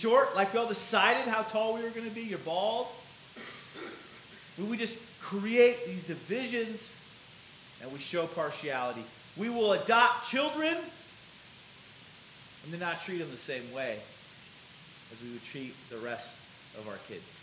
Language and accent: English; Blair / Omaha, Nebraska, United States; I remember growing up in Blair. I didn't really grow up in Blair. I played some basketball and some baseball and, you know, t-ball and all the little kids' sports in Blair. But I homeschooled, and my dad worked in Blair. But we went to high school in Omaha.